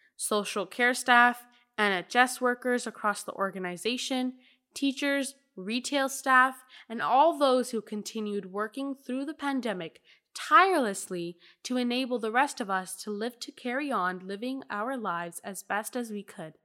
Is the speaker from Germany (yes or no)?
no; United Kingdom; as a British Ahmadi Muslim